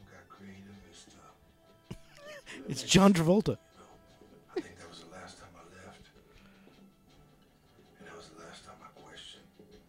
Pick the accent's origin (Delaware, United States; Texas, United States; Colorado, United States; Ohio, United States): Delaware, United States; So I grew up in Delaware.